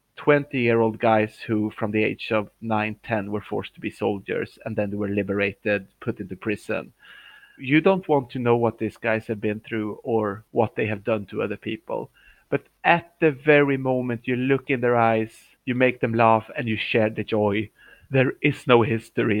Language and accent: English; Uppsala, Uppsala County, Sweden; moved away as an adult; also born or lived in Shanghai, China; I'm in my hometown. It's called Uppsala